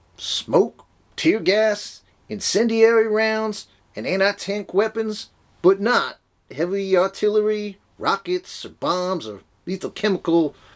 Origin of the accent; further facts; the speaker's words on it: United States; I'm an American. I don't do irony.